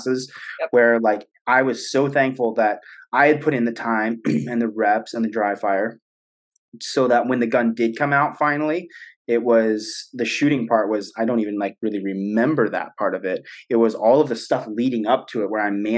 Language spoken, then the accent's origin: English; United States